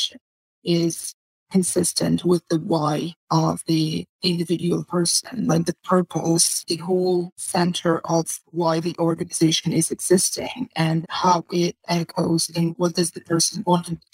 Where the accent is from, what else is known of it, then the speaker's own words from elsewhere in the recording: Russia; I come from Russia